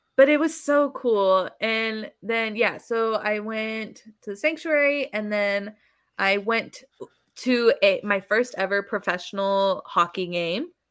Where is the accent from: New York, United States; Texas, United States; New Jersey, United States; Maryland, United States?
Texas, United States; San Antonio; I said I was from Texas